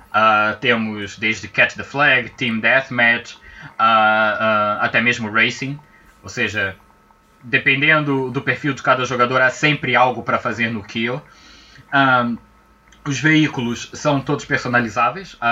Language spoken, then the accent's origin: Portuguese; Azores, Portugal; accent: Azorean; eu sou mesmo açoriano, agora na parte séria, eu sou mesmo açoriano. Uh, uh, nasci aqui que... nos Açores.